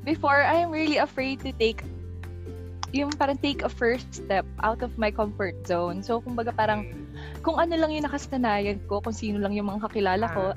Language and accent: Tagalog; Pasig, Metro Manila, Philippines; I'm from Pasig City.